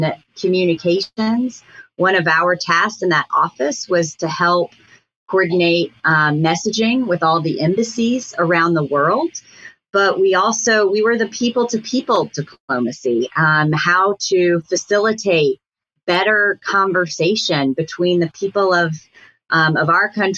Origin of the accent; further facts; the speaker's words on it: Atlanta, Georgia, United States; moved away as an adult; also born or lived in New Hampshire; a real civil rights hero was my hometown congressman